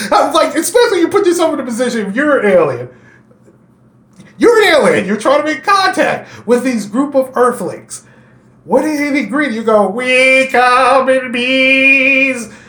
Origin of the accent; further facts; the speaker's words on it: Kentucky, United States; Why? Because I'm from Kentucky.